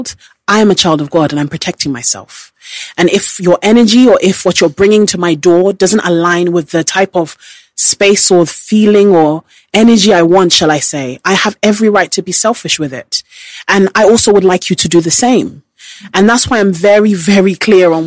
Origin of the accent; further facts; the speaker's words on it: United Kingdom; As a British person